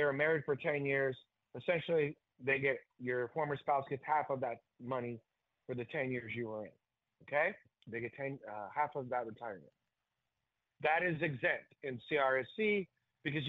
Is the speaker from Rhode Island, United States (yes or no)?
no; California, United States; my hometown in California